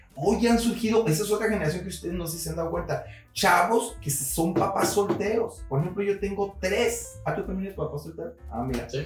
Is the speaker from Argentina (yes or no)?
no; Ciudad Juárez, Chihuahua, Mexico; moved away as an adult; also born or lived in Mexico City / Guadalajara; now in Puerto Vallarta, Mexico; no nací en Ciudad Juárez, me parió en Chihuahua y crecí en Ciudad Juárez.